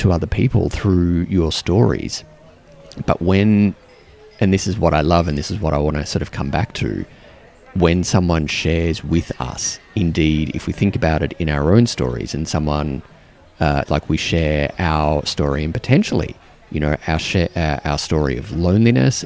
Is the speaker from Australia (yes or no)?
yes; Australia; now in New Zealand; as an Australian